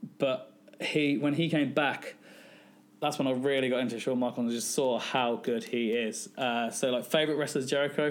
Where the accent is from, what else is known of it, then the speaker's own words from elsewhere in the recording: West Midlands, United Kingdom; I'm from the West Midlands